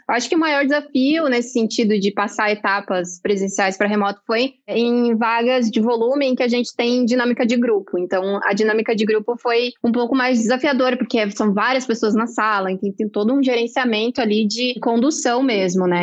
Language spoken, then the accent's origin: Portuguese; Santa Catarina, Brazil; moved away as an adult; now in São Paulo, Brazil; Eu sou catarinense, mas eu moro em São Paulo há pouco mais de um ano e meio